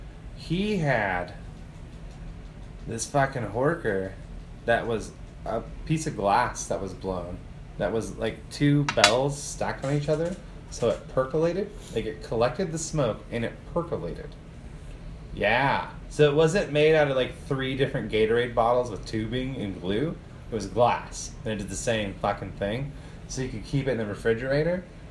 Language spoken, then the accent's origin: English; United States; We're fucking Americans